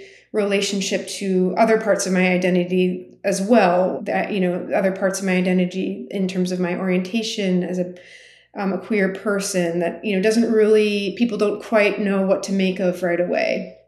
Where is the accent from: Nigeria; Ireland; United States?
United States; as a person growing up in the United States of Armenian heritage